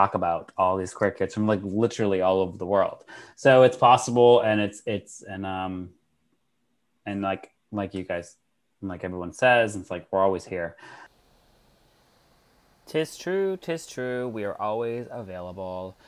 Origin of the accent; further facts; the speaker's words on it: Massachusetts, United States; I'm from Massachusetts